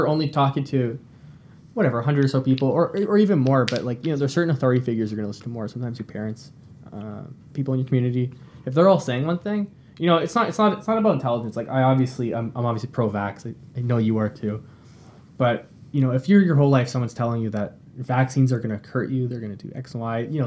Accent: Mississauga, Ontario, Canada; I grew up in Mississauga. It's a suburb kind of near Toronto

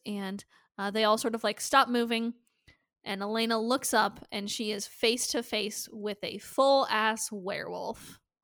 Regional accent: Nebraska, United States; I was born in Nebraska.

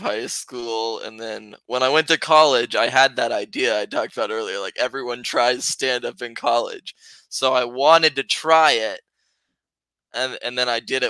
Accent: Colorado, United States; moved away as an adult; now in San Luis Obispo, United States; I'm from Colorado, so that's where I grew up.

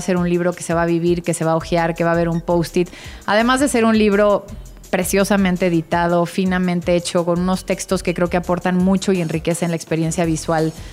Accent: Oaxaca, Mexico; desde donde nací, la casa de mis abuelos donde crecí en Oaxaca, la casa de mi abuela Virginia del siglo XVIII en San Ángel, un poco de dónde vengo

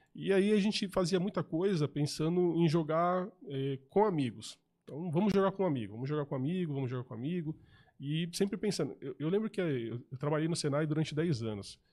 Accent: ABC Paulista, São Paulo, Brazil; moved away as an adult; now in São José, Brazil; Eu era de São Paulo, morava no ABC Paulista

